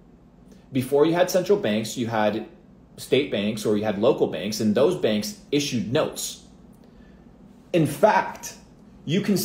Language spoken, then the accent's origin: English; Argentina; moved away; I come from Argentina